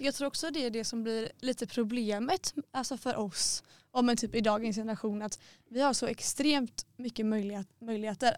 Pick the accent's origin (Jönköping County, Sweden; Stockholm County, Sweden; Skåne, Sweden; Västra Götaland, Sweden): Västra Götaland, Sweden; Gothenburg; moved away; Jag har varit hemma i Göteborg.